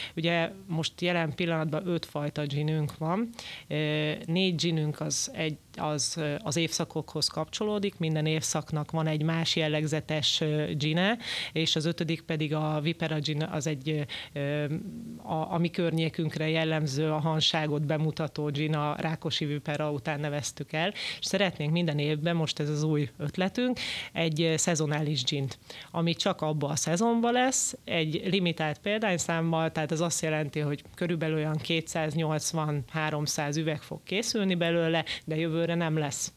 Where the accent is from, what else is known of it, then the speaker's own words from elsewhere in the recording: Hungary; magyarok vagyunk